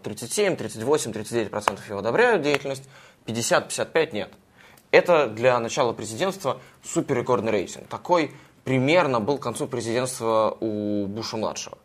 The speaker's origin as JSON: {"language": "Russian", "country": "Russia", "said": "я из России"}